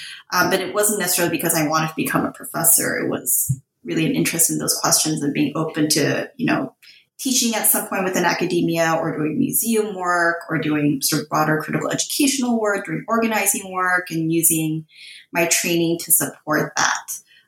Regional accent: California, United States; I grew up in Southern California.

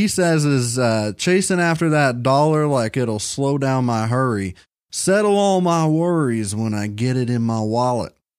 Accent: Kentucky, United States; I was born in Kentucky

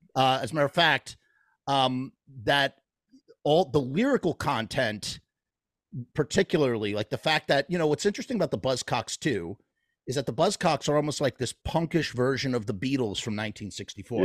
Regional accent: New York, United States; I'm from New York

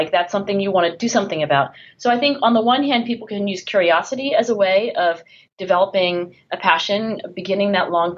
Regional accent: Philadelphia, Pennsylvania, United States; my hometown of Philadelphia

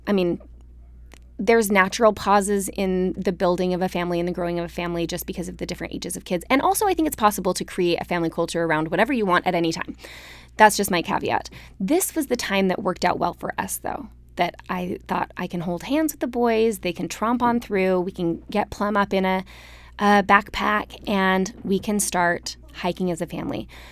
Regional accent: Salt Lake City, Utah, United States; moved away as an adult; also born or lived in Austin, Texas; growing up in Salt Lake where you were always five minutes from a trail

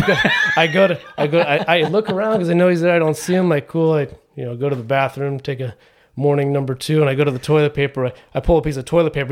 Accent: Trabuco Canyon, California, United States; I grew up down here in Orange County, right in, uh, Tribuco Canyon, which is just South Orange County

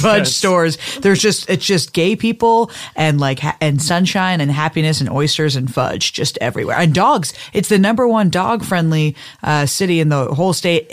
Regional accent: Duxbury, Massachusetts, United States; also born or lived in Cape Cod, Massachusetts; I'm from Duxbury, Massachusetts.

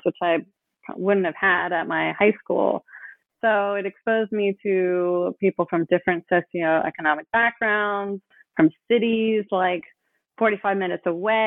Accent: Oakland, California, United States; I grew up in Oakland

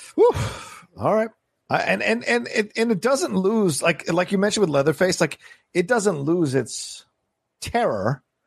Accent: Virginia, United States; when I was growing up in Virginia.

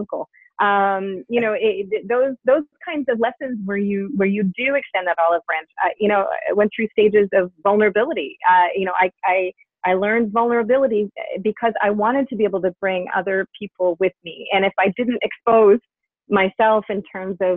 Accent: Canada; I am Canadian

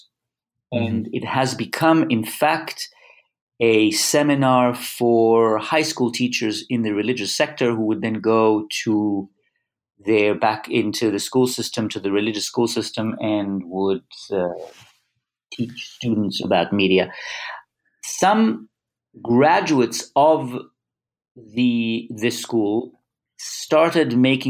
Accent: Israel; moved away as an adult; I was born in a kibbutz, and I was born in Israel that was very much secular and still sort of the last vestiges, I would say, of labor Zionism. And it's secularism, and then left Israel after the army to go and study abroad

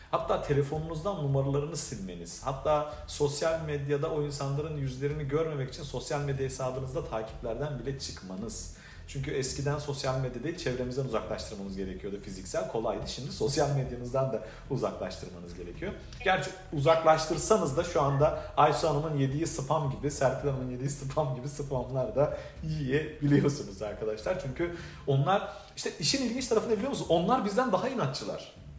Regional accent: Adana, Turkey; moved away as an adult; also born or lived in Şanlıurfa / Istanbul; now in Miami, United States; ben 1982 Urfa doğumluyum. E, babam Urfalı, annem Gaziantep'li fakat yaşantım e, çok sevdiğim bir şehir olan ve bütün hayatımın neredeyse e, ilk böyle önemli yıllarının geçtiği, ilk 20-21 yılının geçtiği e, Adana'da e, büyüdüm.

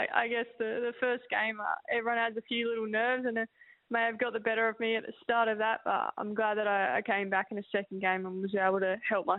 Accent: Rockingham, Western Australia, Australia; I was born in Rockingham.

